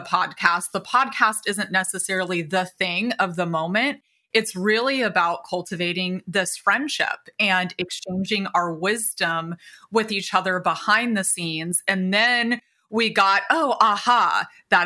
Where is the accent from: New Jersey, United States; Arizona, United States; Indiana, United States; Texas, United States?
Indiana, United States; moved away as an adult; also born or lived in California; I was born and raised in Indiana, small town